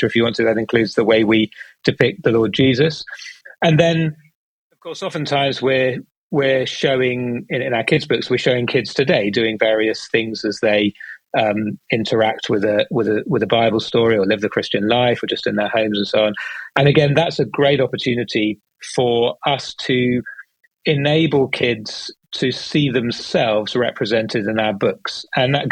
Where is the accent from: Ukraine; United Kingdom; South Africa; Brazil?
United Kingdom; accent: British; Started in the UK, as you can tell from my accent, that's where I'm based